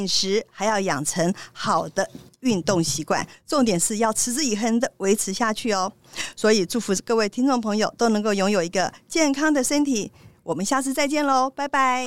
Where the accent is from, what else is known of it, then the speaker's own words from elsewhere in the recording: Taiwan; 我们台湾人很可爱啊